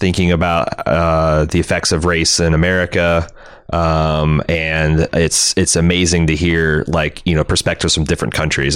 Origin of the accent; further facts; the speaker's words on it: United States; as American